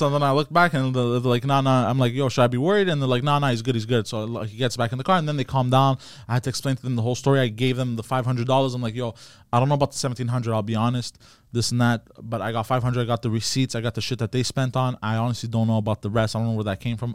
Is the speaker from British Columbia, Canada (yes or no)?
no; Montreal, Quebec, Canada; I was born and raised in Park Extension